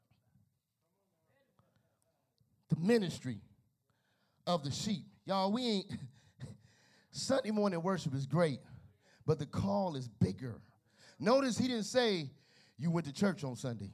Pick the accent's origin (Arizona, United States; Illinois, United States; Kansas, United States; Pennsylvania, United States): Illinois, United States; Chicago; now in Gary, Indiana, United States; I'm from Chicago